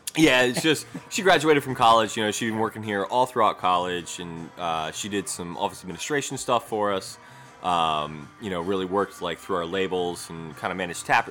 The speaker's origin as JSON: {"language": "English", "town": "Baltimore", "region": "Maryland", "country": "United States", "tie": "born or raised there", "also_born_or_lived": "Pasadena, Maryland / Essex, Maryland / Catonsville, Maryland", "said": "grew up kind of all around Baltimore, Pasadena, Essex, uh, mm-hmm. Catonsville."}